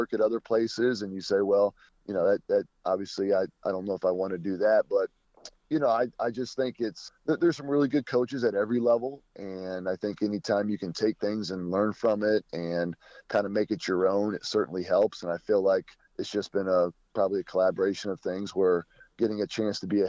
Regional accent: Kentucky, United States; moved away as an adult; I'm originally from Kentucky

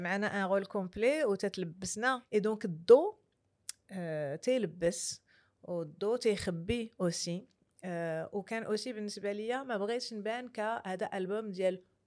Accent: Marrakesh, Marrakesh-Safi, Morocco; في مراكش اللي مدينتي

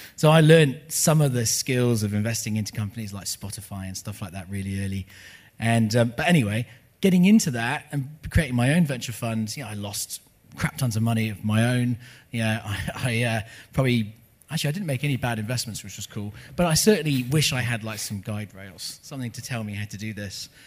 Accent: United Kingdom; also born or lived in Los Angeles, United States; now in New Zealand; I, am not an American, I'm a British person. I lived in Los Angeles for 10 years.

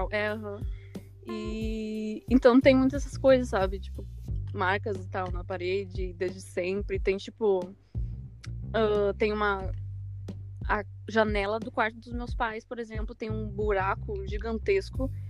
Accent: Gravataí, Rio Grande do Sul, Brazil; also born or lived in Porto Alegre; Nunca morei em nenhum outro lugar, na mesma casa e tal, desde sempre

